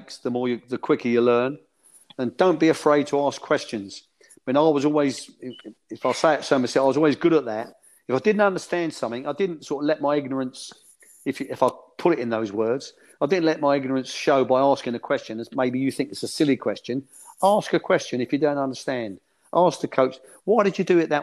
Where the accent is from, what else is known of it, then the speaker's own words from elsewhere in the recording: London, United Kingdom; I was born in Bow in East London, you know, a stone's throw from where the London Stadium is now